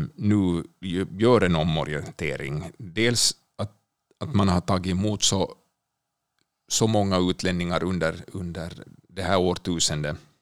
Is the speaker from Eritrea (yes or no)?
no; Finland; now in Sweden; jag som finländare